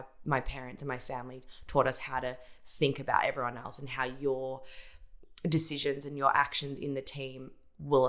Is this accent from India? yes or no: no; Geelong, Victoria, Australia; I grew up in Ocean Grove in Geelong, on the coast